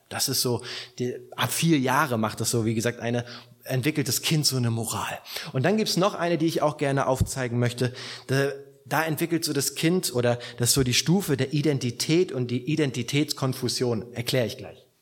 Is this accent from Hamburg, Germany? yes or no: no; Rostock, Mecklenburg-Vorpommern, Germany; now in southern Germany, Germany; in meiner alten Heimatgemeinde